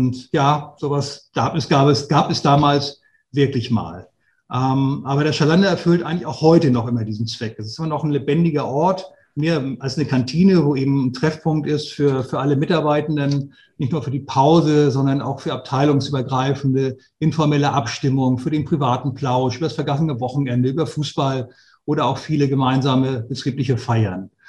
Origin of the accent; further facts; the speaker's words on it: Flensburg, Schleswig-Holstein, Germany; ich bin 53 Jahre alt, bin gebürtiger Flensburger, komme aus dem hohen Norden